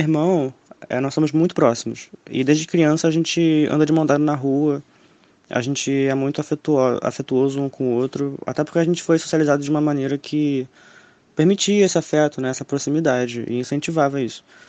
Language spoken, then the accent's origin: Portuguese; Niterói, Rio de Janeiro, Brazil; eu sou de Niterói, no Rio de Janeiro